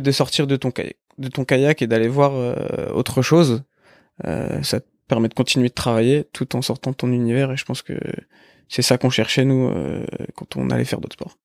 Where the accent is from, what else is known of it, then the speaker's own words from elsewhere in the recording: Épinal, Grand Est, France; moved away as an adult; also born or lived in Nancy; on a grandi à Épinal jusque jusque notre bac.